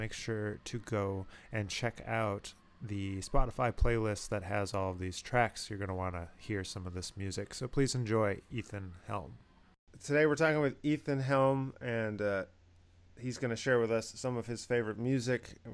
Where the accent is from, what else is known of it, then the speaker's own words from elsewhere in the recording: Rochester, New York, United States; Rochester as somebody who grew up there.